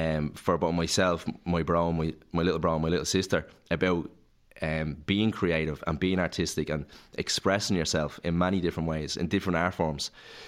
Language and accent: English; Clondalkin, Leinster, Ireland; But on the housing estate that I grew up in Clondalkin, there was no one my age.